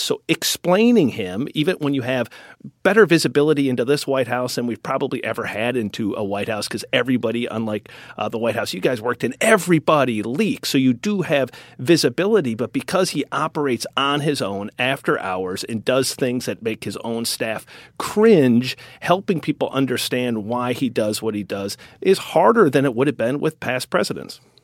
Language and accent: English; Wisconsin, United States; accent: Wisconsin; my Wisconsin accent